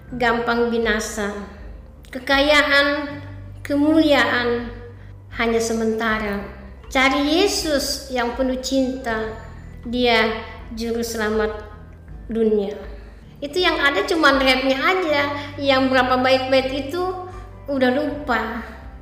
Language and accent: Indonesian; Merongeng, North Sulawesi, Indonesia; moved away; kampung saya di Merongeng